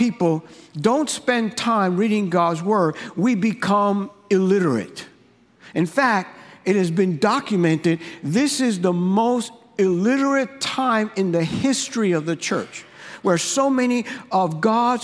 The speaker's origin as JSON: {"language": "English", "region": "New York", "country": "United States", "tie": "born or raised there", "said": "growing up in New York, I grew up in the hood."}